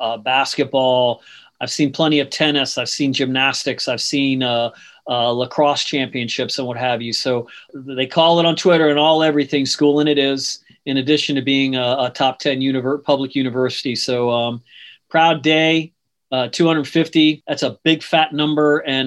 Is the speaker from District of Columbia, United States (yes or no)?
yes; Washington, District of Columbia, United States; moved away as an adult; now in Florida, United States; growing up where I grew up in Washington, D.C., it wasn't a big college town. It was a professional sports town.